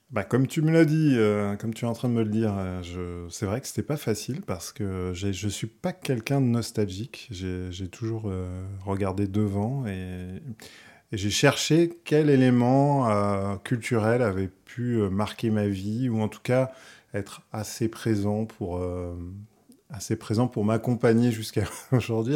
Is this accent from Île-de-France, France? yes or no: yes; Paris, Île-de-France, France; also born or lived in Val-d'Oise; je suis né à Paris, j'ai vécu une partie à Paris, et ensuite euh, mes parents sont, partis un peu s'éloigner dans le Val d'Oise